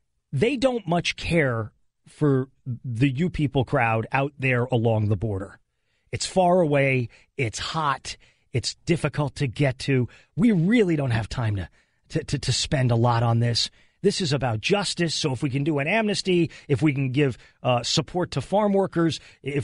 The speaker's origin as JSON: {"language": "English", "town": "El Paso", "region": "Texas", "country": "United States", "tie": "born or raised there", "said": "I grew up on the border. I grew up in El Paso, Texas"}